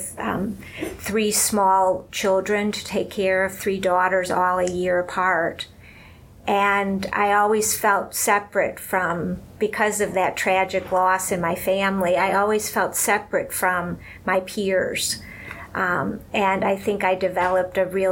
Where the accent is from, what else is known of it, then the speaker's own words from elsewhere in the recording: Cleveland, Ohio, United States; moved away as an adult; now in New York City, United States; I grew up in Cleveland.